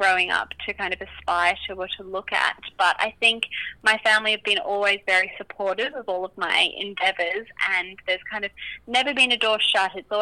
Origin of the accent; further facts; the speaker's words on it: Brisbane, Queensland, Australia; moved away as an adult; now in Sydney, Australia; I grew up in Brisbane, in West Brisbane, and then moved down to Sydney when I got the job with InStyle, and I've been here ever since.